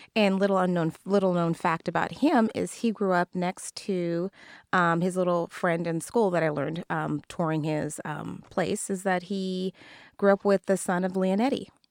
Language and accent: English; Kirkland, Washington, United States; growing up in Kirkland